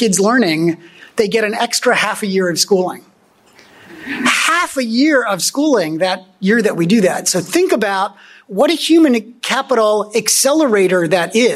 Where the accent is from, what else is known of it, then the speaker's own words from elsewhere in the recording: outside of Philadelphia, Pennsylvania, United States; moved away as an adult; also born or lived in Germany; now in Chicago, United States; I grew up outside of Philadelphia